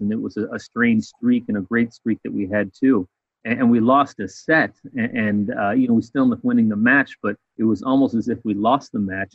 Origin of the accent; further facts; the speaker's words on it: Chicago, Illinois, United States; moved away as an adult; also born or lived in Arizona; now in South Carolina, United States; I grew up in Chicago